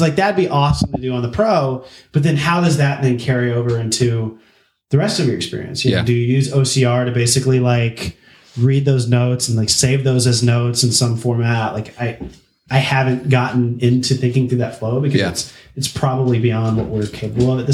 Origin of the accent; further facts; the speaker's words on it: Birmingham, Alabama, United States; moved away as an adult; also born or lived in New York; now in California, United States; I actually grew up in Birmingham. So I grew up in the Bible Belt in the South and lived in that and existed in that till I was 23, I guess, before I left home, or I left Alabama